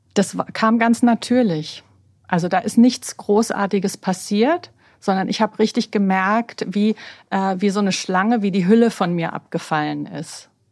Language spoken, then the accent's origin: German; Berlin, Germany; moved away as an adult; also born or lived in New York; ich bin ja gebürtige Berlinerin, mhm. so eine richtig echte Berliner Pflanze. Mhm. Ähm, bin am Cotti groß geworden